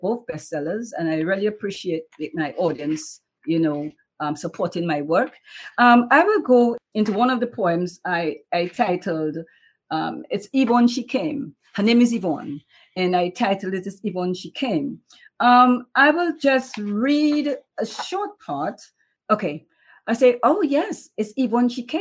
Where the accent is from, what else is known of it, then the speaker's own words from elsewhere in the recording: Dominica; now in New York, United States; I am from Dominica, West Indies. Grew up in Dominica all through childhood, and then I came to the United States